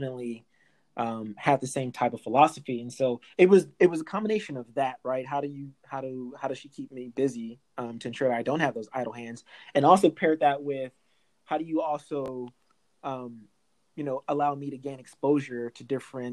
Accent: Los Angeles, California, United States; I'm natively from LA. You know, my mom, she raised myself and my sister, my older sister, inner city

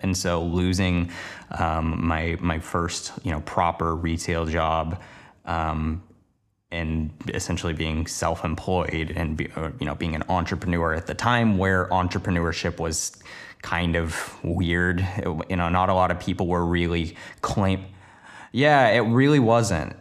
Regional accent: Portland, Oregon, United States; moved away as an adult; now in Los Angeles, United States; the place I grew up in Portland, Oregon, to moving to Los Angeles, now working down here full-time

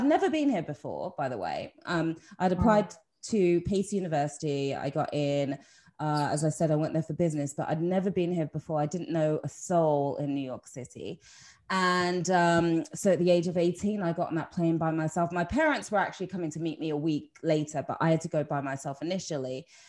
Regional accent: Watford, East of England, United Kingdom; When I was growing up in Watford, which is where I'm from originally, it was actually quite a racist time and quite a racist place.

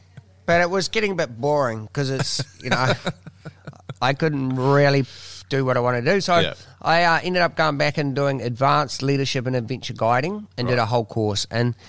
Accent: New Zealand; being a Kiwi from the countryside

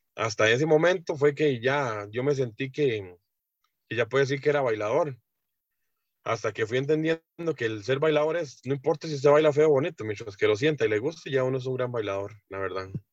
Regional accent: San Isidro, Heredia, Costa Rica; Yo toda la vida he vivido aquí en, San Isidro Heredia, centro, siempre desde que nací y hasta el momento ahí estamos

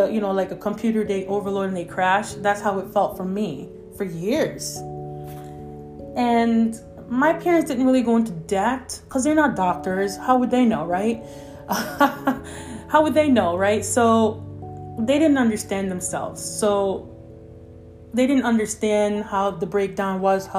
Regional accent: Jamaica; I was born in Jamaica

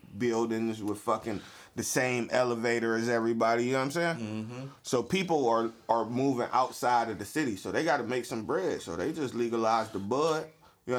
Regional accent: United States; I am an American

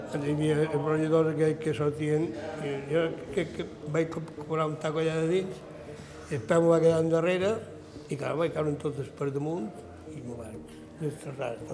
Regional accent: Palma, Balearic Islands, Spain; jo vaig néixer a Can de Baleares

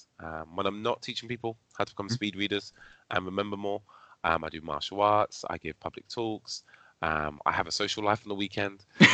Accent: United Kingdom; accent: posh; if you couldn't tell, I'm from Britain, very posh accent. I never used to speak like this

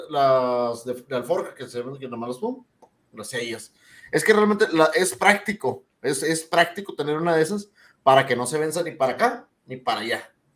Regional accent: Monterrey, Nuevo León, Mexico; somos regios

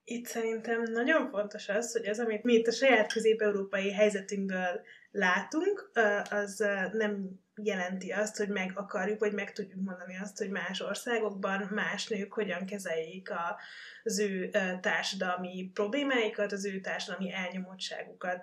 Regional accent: Baranya, Hungary; én amúgy baranyai vagyok

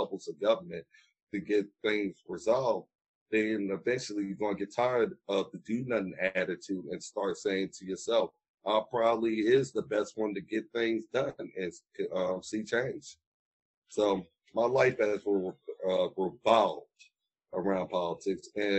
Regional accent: Danville, Virginia, United States; I'm from Danville for most of my life and in the Pennsylvania County area

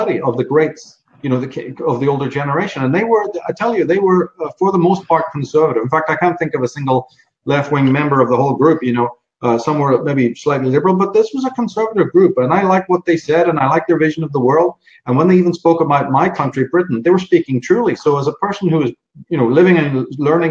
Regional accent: Ireland; moved away as an adult; also born or lived in London; now in United States; I'm born in Ireland, grew up in Ireland, but spent a lot of time in London

